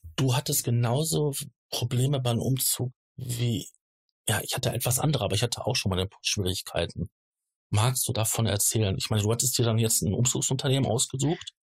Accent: Ruhr area, North Rhine-Westphalia, Germany; Ich komme ähm, gebürtig hier aus der, aus der Gegend, aus dem Ruhrgebiet

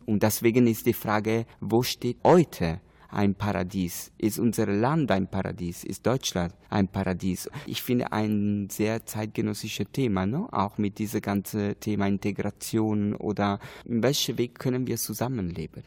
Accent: Italy; German is a second language; moved away; ich bin Italiener

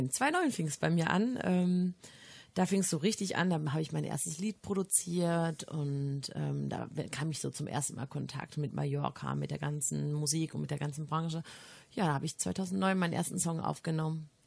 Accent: North Rhine-Westphalia, Germany; Also bei uns in Kichellen, obwohl es mitten im Ruhrpott liegt, ähm, ist es sehr ländlich und sehr schön.

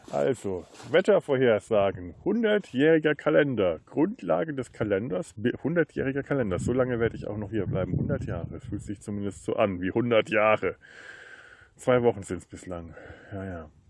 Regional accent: Bavaria, Germany; Ich bin Franke

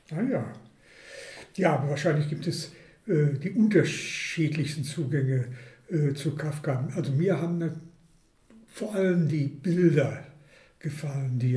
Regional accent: Hagen, North Rhine-Westphalia, Germany; Ja, ich komme aus Hagen

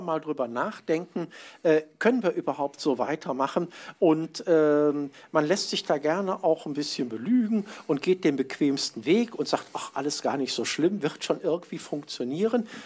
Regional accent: Mönchengladbach, North Rhine-Westphalia, Germany; in Mönchengladbach, um, wo ich herkomme, wo ich mhm. wohne

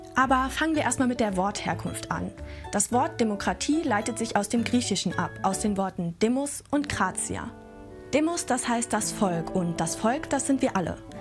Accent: Germany; bei uns in Deutschland

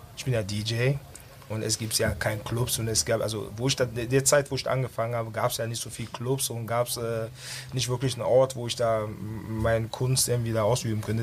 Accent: Düsseldorf, North Rhine-Westphalia, Germany; also born or lived in Ghana; Ich bin auf der Kiefernstraße auch aufgewachsen. Als ich 97, 87 nach Deutschland kam, haben meine Eltern dort gelebt

